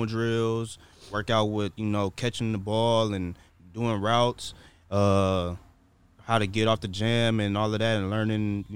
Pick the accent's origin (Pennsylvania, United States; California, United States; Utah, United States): California, United States; Inglewood; I should have stayed at Morningside in Inglewood